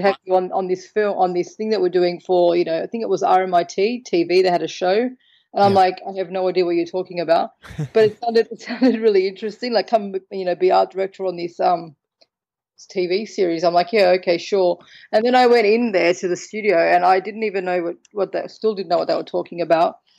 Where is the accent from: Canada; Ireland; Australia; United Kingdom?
Australia; now in Malta; I'm from Australia. So born in Australia with Maltese heritage. Now I live in Malta